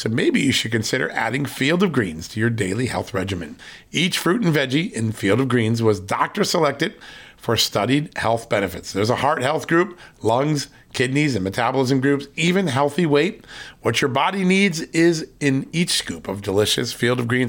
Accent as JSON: {"language": "English", "region": "Virginia", "country": "United States", "tie": "born or raised there", "said": "from the great state, my home state, of Virginia."}